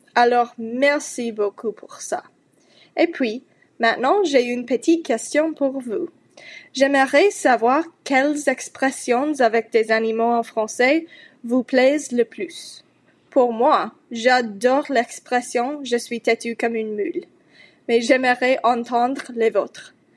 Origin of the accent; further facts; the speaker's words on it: United States; French is a second language; je suis américaine